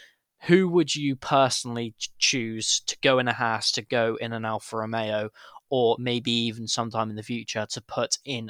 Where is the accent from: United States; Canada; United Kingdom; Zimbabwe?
United Kingdom; as well as also being British.